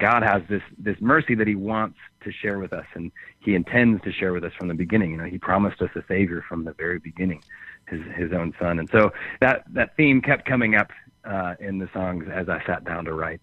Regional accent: just outside Chicago, Illinois, United States; now in Nashville, United States; I grew up just just outside Chicago and then lived in Chicago for years

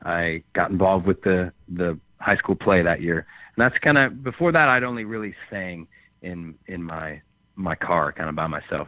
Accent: just outside Chicago, Illinois, United States; now in Nashville, United States; I grew up just just outside Chicago and then lived in Chicago for years

